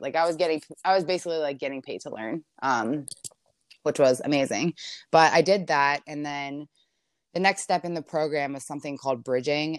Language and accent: English; Maryland, United States; moved away as an adult; now in Los Angeles, United States; I'm from Maryland, so I live in L A right now, but I was born and raised in Maryland, lived my whole life there